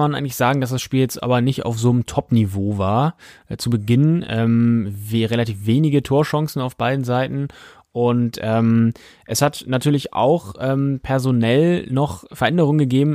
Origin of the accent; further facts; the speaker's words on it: Baltic coast of Schleswig-Holstein, Germany; ich komme von der Ostseeküste aus Schleswig-Holstein